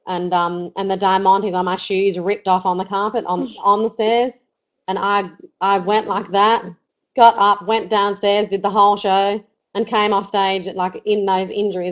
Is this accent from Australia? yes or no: yes; Australia; we're from Australia